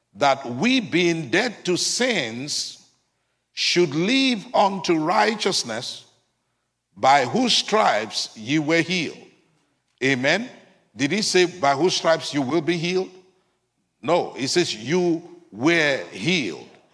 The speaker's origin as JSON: {"language": "English", "country": "United States", "said": "as Americans"}